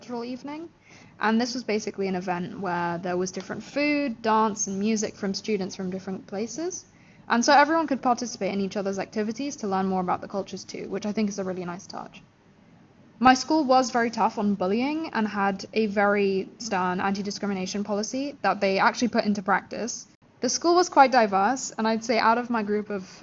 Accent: London, United Kingdom; I went to school in London for 13 years

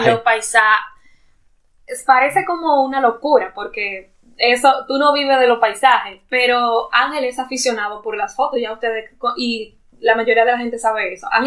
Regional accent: Dominican Republic; moved away as an adult; now in Canada; como dominicanos somos nosotros

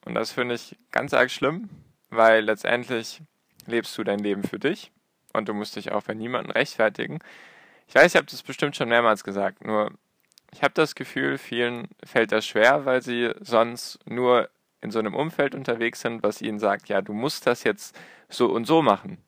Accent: Baden-Württemberg, Germany; Ich komme aus Baden-Württemberg

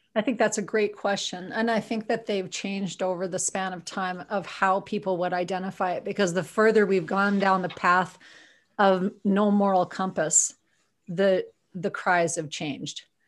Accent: Viking, Alberta, Canada; now in Edmonton, Canada; I'm originally from Viking, Alberta, for real, on a farm

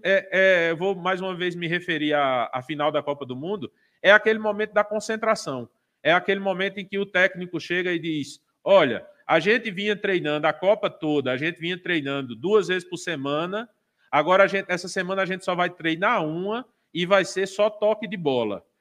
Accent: Brazil; como pessoa, como eleitor, como brasileiro

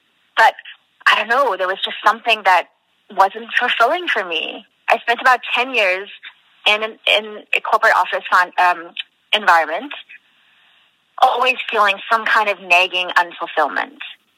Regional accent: South Africa; now in Canada; because we're from South Africa.

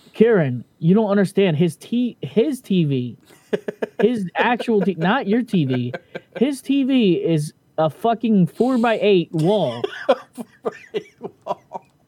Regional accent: Tijuana, Baja California, Mexico; from Vegas to my hometown in Tijuana

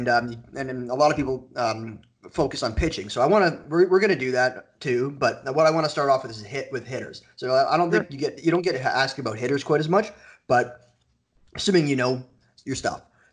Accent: Toronto, Ontario, Canada; I'm from Canada, so curling's huge in Canada. I'm from Toronto

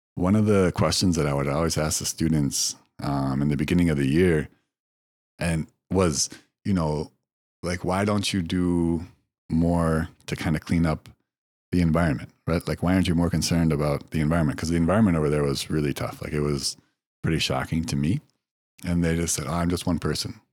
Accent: United States; moved away as an adult; also born or lived in China; as a Westerner, as an American

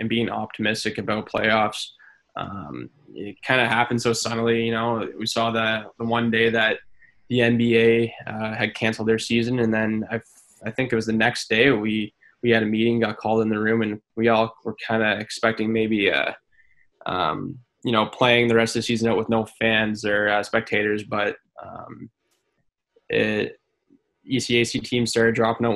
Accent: Canada; this is my home country.

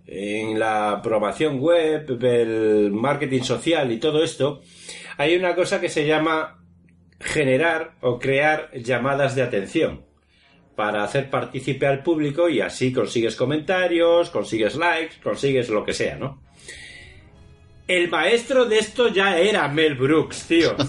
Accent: Spain

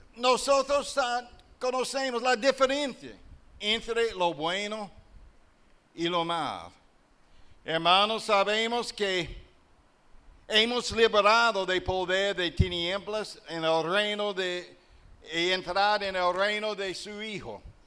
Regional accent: southern United States, Alabama, United States; accent: Southern US; Spanish is a second language; moved away as an adult; also born or lived in La Romana, Dominican Republic / Uruguay / La Vega, Dominican Republic; now in Dominican Republic; eu sei que eu vim do sul dos Estados Unidos e tenho o acento do sul dos Estados Unidos. Por isso, meu espanhol está acento do sul dos Estados Unidos, do estado de Alabama.

